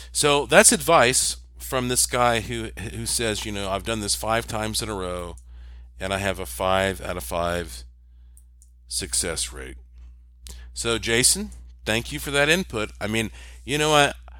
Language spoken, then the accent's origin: English; Western North Carolina, United States; moved away; also born or lived in Puerto Rico; I'm from Western North Carolina, which is rich with gems and minerals